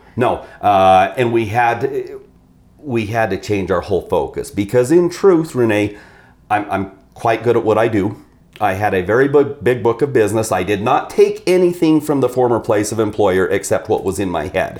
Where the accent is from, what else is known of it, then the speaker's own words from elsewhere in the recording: Idaho, United States; also born or lived in Southern Oregon; we were in Southern Oregon, so I came back to Idaho